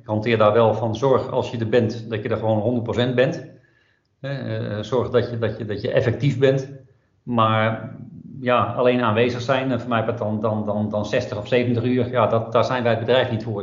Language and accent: Dutch; Netherlands; Daar word je als Nederlander in ieder geval even wat meer wereldburger van. Uh, merk je dat wij dan een heel direct volkje zijn.